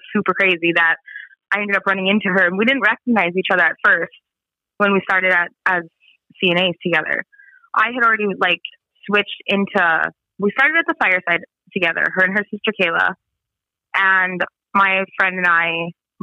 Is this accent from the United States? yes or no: yes; Spirit Lake Reservation, North Dakota, United States; I'm from Spirit Lake Reservation